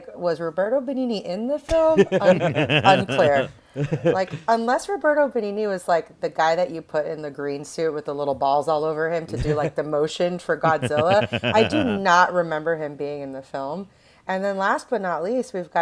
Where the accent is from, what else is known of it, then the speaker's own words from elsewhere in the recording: New York City, New York, United States; I'm a New Yorker